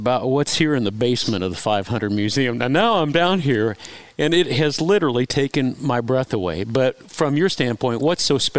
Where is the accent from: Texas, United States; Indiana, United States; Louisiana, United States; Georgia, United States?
Indiana, United States; Speedway; I grew up in Speedway